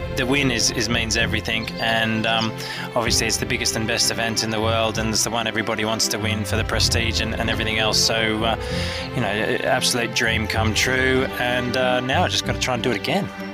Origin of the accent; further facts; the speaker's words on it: Sydney, New South Wales, Australia; I grew up in Sydney City